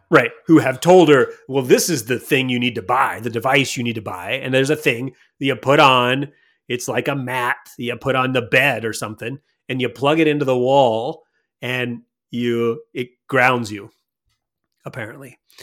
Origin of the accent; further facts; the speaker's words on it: Montana, United States; when I grew up in Montana, I live with the Crow Indians